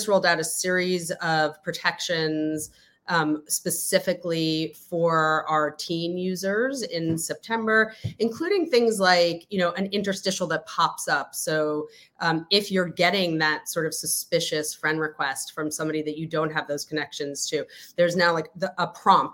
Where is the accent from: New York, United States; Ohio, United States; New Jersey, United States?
New York, United States; New York City; also born or lived in The Hague; I hail from New York City